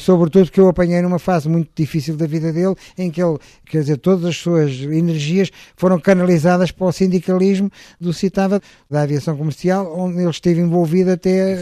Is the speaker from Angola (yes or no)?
no; Portugal; eu sou português